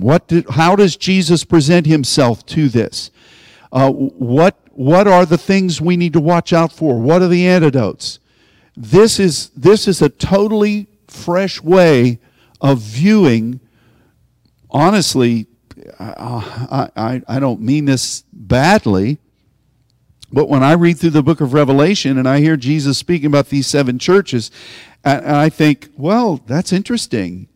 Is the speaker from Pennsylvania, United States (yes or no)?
yes; Pittsburgh, Pennsylvania, United States; I'm from Pittsburgh